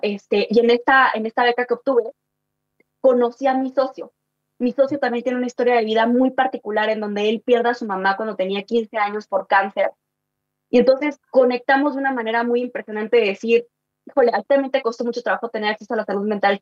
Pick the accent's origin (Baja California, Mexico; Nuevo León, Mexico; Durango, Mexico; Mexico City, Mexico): Mexico City, Mexico; also born or lived in Chihuahua, Mexico; yo vengo del norte del país, de, Chihuahua, ¿no? Y me vine a Ciudad de México porque mis papás se divorciaron